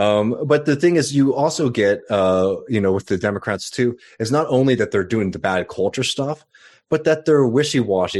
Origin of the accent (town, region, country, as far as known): Austin, Texas, United States; born or raised there; now in South Carolina, United States